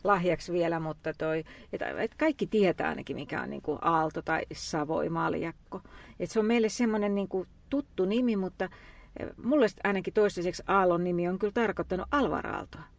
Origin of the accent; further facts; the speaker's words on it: Lahti, Päijänne Tavastia, Finland; lapsuuteni ja nuoruuteni viettänyt Lahdessa